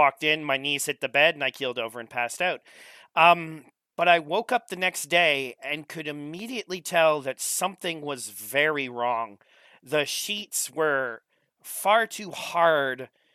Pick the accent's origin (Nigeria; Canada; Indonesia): Canada; Saint-Lazare, Quebec; I grew up in Saint-Lazare, which is a tiny town in the much larger now, but when I lived there, it was a tiny town in the woods, like close to Ontario.